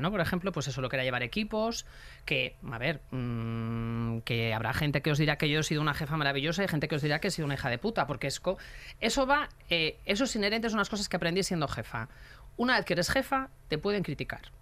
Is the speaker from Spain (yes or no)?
yes; Galicia, Spain; moved away; yo, una persona que, que, que llegué de Galicia sin amigos, sin familia, eh, súper difícil los inicios